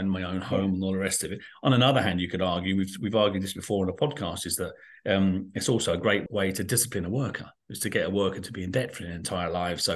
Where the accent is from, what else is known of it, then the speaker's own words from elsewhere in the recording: London, United Kingdom; now in Ireland; when I grew up in London